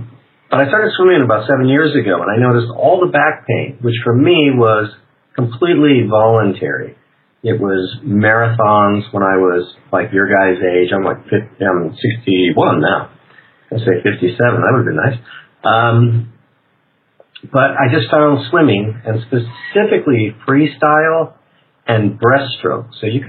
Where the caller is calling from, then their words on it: Prague, Czechia; I'm calling actually from Prague, Czech Republic. But I do live in Sedona, Arizona, most of the year.